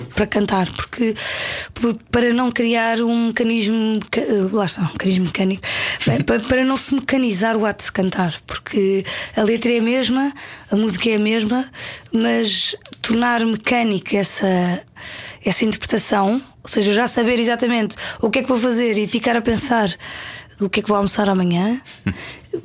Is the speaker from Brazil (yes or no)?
no; Paderno, Algarve, Portugal; born or raised there; moved away; also born or lived in Lisbon